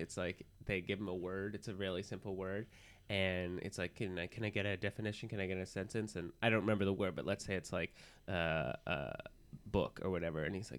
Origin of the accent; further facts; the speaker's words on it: Los Angeles, California, United States; Yeah, that's true. I'm from Los Angeles.